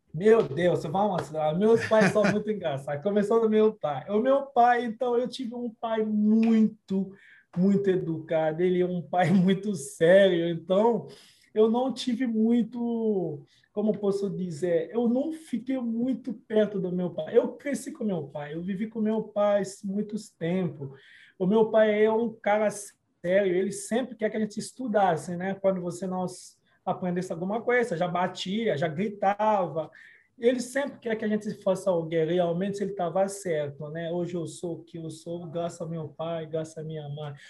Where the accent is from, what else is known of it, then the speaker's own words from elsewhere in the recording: Kinshasa, DR Congo; Portuguese is a second language; now in Brazil; República Democrática do Congo é aonde eu nasci